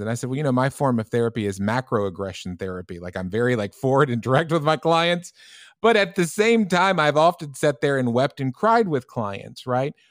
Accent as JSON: {"language": "English", "country": "United States", "also_born_or_lived": "Europe", "moved": "yes", "said": "as an American clinician"}